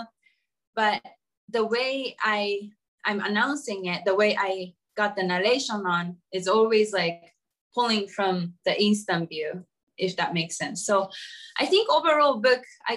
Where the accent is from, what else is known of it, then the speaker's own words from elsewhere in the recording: Japan; moved away; also born or lived in United States; I was brought up in the East and like the Japanese culture, the Japanese way of thinking everything